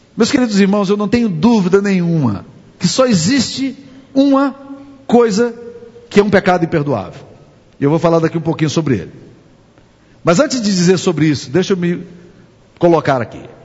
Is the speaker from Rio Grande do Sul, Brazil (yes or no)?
no; Mutum, Minas Gerais, Brazil; moved away; also born or lived in Boston; Mutum, a mega cidade onde eu nasci